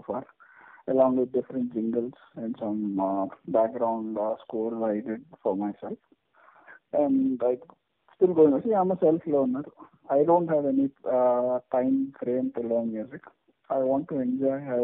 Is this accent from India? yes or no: yes; Hyderabad, Telangana, India; first language Telugu; English is a second language; I'm born and brought up in Hyderabad